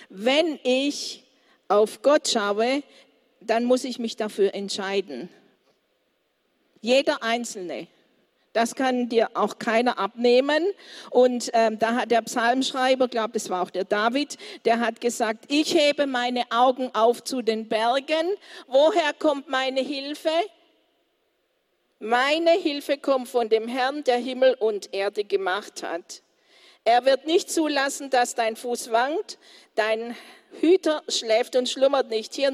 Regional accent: Colombia; German is a second language; Also bei uns in Kolumbien haben wir ganz stürmische.

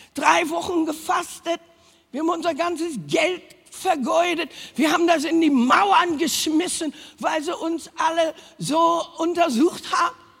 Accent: Berlin, Germany; moved away; also born or lived in Hanover; wir sind ja alle aus dem Osten, Ostberlin

